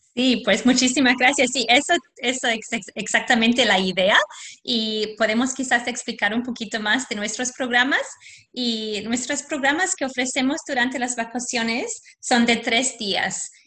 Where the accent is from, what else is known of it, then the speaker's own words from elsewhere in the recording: Australia; Spanish is a second language; nací aquí en Australia, mi papá es polaco